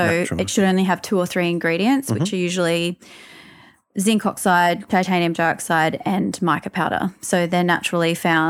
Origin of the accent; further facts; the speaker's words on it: Newcastle, New South Wales, Australia; moved away; I am from Newcastle originally.